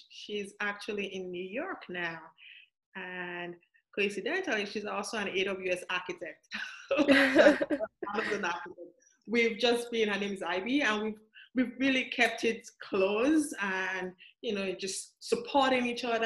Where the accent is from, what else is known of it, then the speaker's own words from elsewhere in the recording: Nigeria; moved away; I was born and raised in Nigeria, in Africa.